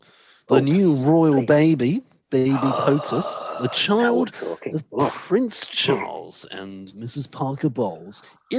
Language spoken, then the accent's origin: English; United Kingdom; I'm certainly British first, and I'm proud to say that I'm British